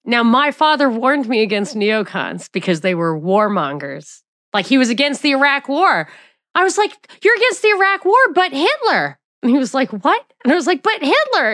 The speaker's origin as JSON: {"language": "English", "region": "New York", "country": "United States", "also_born_or_lived": "Atlanta", "moved": "yes", "said": "I'm from New York"}